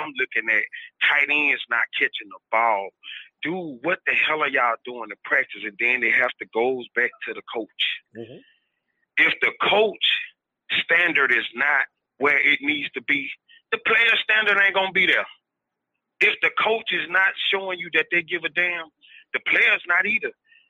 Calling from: Mobile, Alabama, United States; I'm calling from Mobile, Alabama.

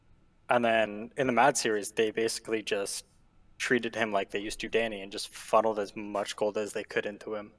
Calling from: Ontario, Canada; Ontario, Canada.

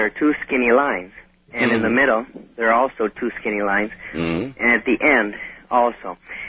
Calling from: Nashville, Tennessee, United States; Hello, I'm calling from Nashville, Tennessee.

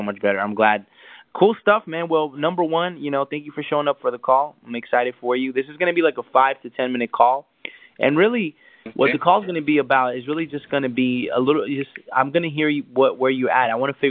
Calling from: Los Angeles, California, United States; I'm calling from Los Angeles.

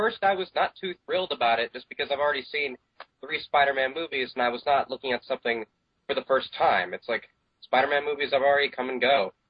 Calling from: Fort Lauderdale, Florida, United States; Calling from Fort Lauderdale, Florida.

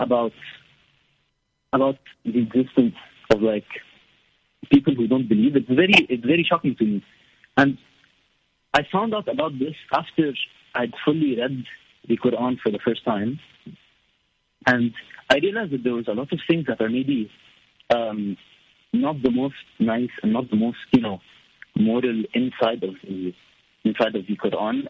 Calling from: Lebanon; English is a second language; I'm calling from Lebanon. It's a small country.

